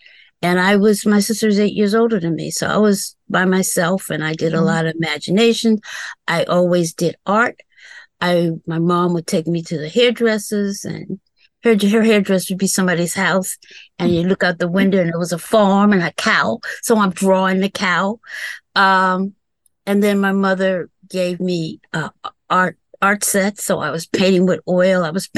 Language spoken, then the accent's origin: English; Madison, Virginia, United States; Madison, Virginia.